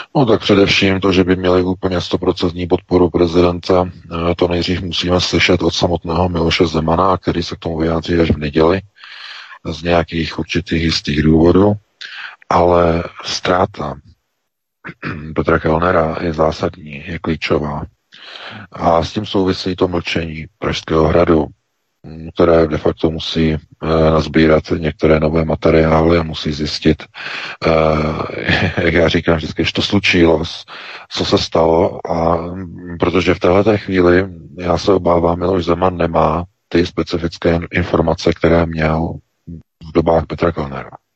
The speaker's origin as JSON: {"language": "Czech", "country": "Czechia", "said": "my jako Češi"}